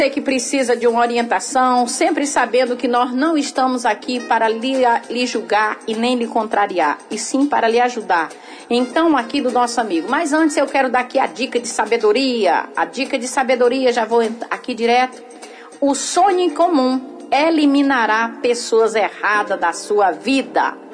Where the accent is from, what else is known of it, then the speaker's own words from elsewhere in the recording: Northeast Region, Brazil; Porque sim. a gente veio do Nordeste, a gente não teve orientação